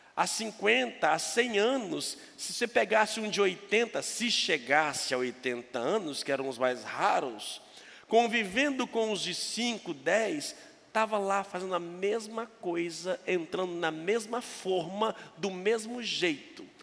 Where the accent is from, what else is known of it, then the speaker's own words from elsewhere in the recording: Minas Gerais, Brazil; moved away; Eu sou mineiro